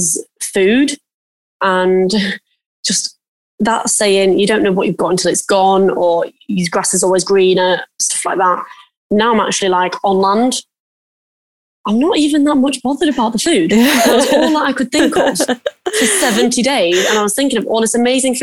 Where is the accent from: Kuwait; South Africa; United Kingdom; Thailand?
United Kingdom; I'm British